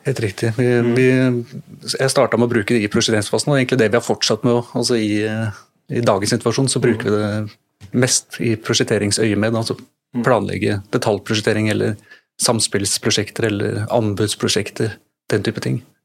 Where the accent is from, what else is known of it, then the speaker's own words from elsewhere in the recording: Drammen, Buskerud, Norway; så er jeg drammenser